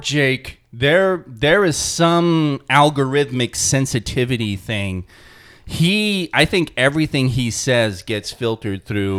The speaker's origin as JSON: {"language": "English", "area": "Long Island", "region": "New York", "country": "United States", "tie": "born or raised there", "said": "I was born on Long Island."}